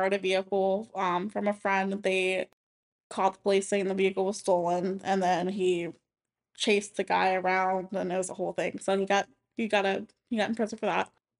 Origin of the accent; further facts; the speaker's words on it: Lakeland, Florida, United States; I'm from Lakeland my whole life